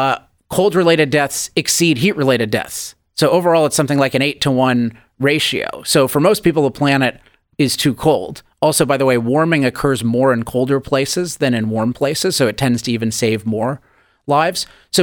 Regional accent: California, United States; particularly being a Californian

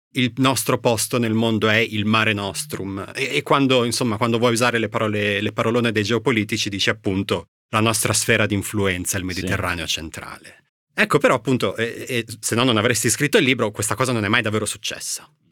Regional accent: Bologna, Emilia-Romagna, Italy; io sono di Bologna, ci andavo spesso da ragazzino

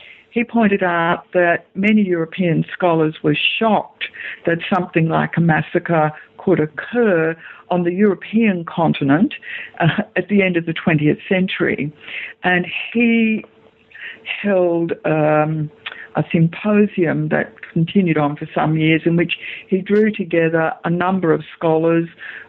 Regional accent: Australia; as an Australian historian, there was quite a debate about 10 years ago about just how violent the Australian colonial frontier was.

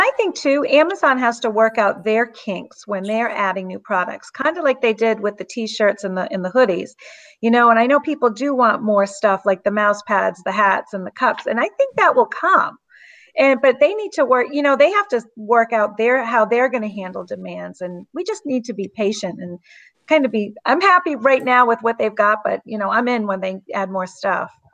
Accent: Southeast Massachusetts, United States; I'm from Southeast Massachusetts, if you can't tell by my accent

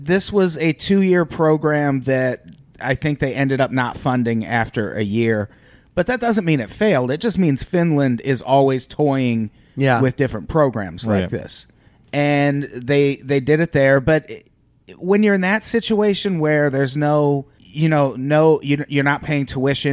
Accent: Illinois, United States; I grew up in Illinois

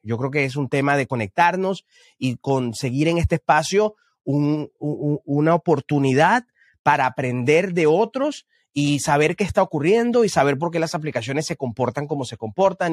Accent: Venezuela; moved away as an adult; now in Houston, United States; yo soy venezolano y todos sabemos lo que ocurre en Venezuela y, llegar, llegué acá a Estados Unidos hace un, no sé si cuatro o cinco años

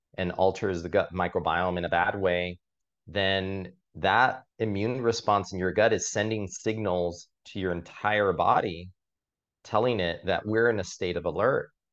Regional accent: Miami, Florida, United States; now in New York City, United States; I grew up in Miami

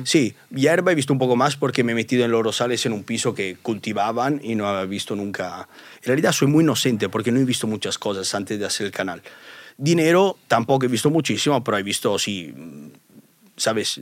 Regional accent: Italy; accent: Italian; Spanish is a second language; now in Spain

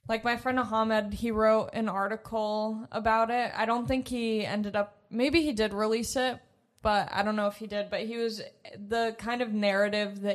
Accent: Long Beach, California, United States; I'm from Long Beach

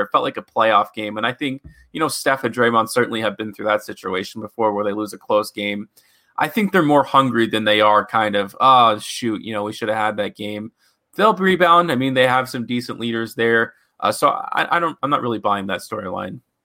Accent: Memphis, Tennessee, United States; I am from Memphis, Tennessee

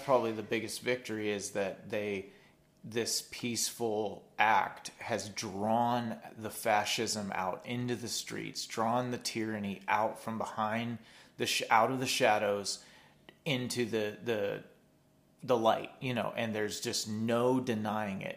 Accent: United States; speaking as an American

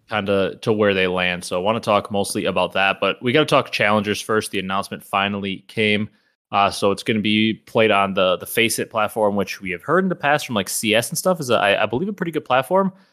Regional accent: Wisconsin, United States; growing up in the Midwest, Wisconsin, our whole life

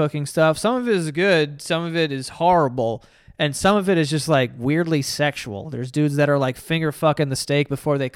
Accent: New York, United States; As a New Yorker

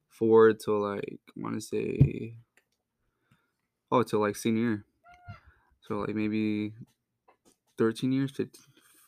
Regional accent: Fontana, California, United States; Yeah, so, I was born in Fontana, California. Grew up there.

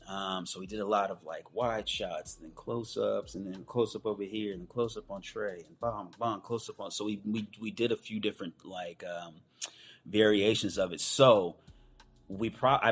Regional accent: Oakland, California, United States; also born or lived in Antioch, California; We're both from the Bay Area, Oakland. I'm from Oakland and Antioch

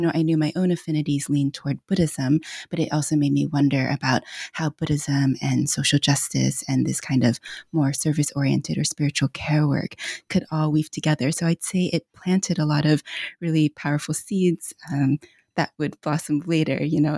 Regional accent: United States; also born or lived in China; I'm Chinese American, came to this country when I was about four years old

